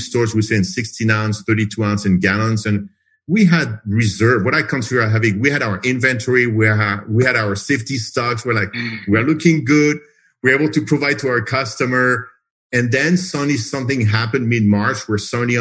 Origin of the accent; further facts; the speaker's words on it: France; moved away as an adult; also born or lived in United States; now in Phoenix, United States; I'm originally from France, so I moved to the U.S. 30 years ago, became a citizen like 20 years ago